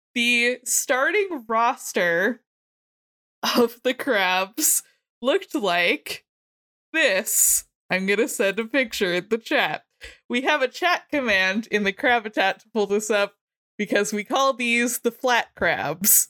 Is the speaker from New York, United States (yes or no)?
no; Maryland, United States; I am from Maryland. I live in Baltimore County.